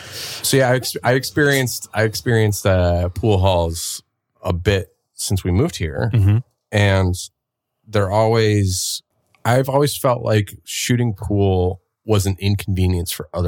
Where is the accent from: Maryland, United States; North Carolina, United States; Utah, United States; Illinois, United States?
Utah, United States; born or raised there; now in Portland, United States